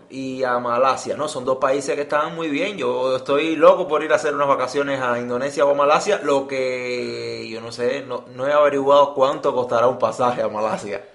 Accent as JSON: {"language": "Spanish", "country": "Cuba", "said": "nosotros que somos cubanos"}